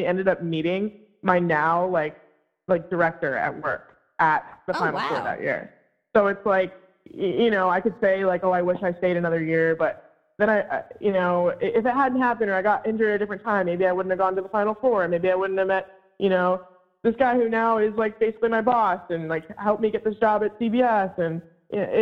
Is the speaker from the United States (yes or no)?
yes; Virginia, United States; moved away as an adult; also born or lived in Vermont; I'm from Virginia.